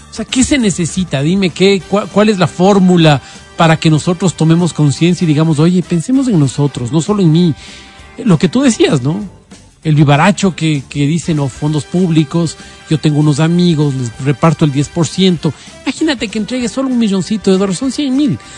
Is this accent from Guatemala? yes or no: no; Ecuador; yo me pongo la camiseta y yo estoy en el Ecuador, soy del Ecuador